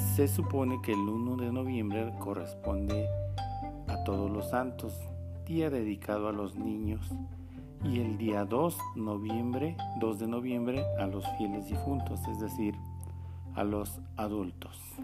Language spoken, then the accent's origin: Spanish; Mexico